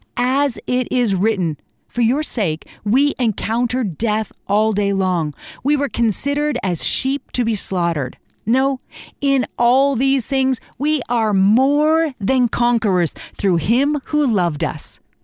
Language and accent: English; Canada; we as Canadian Christians